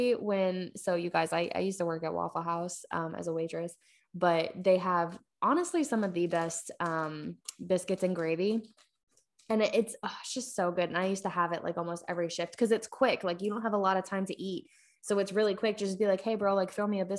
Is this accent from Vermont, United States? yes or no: no; Maine, United States; moved away as an adult; also born or lived in New York; I grew up in Maine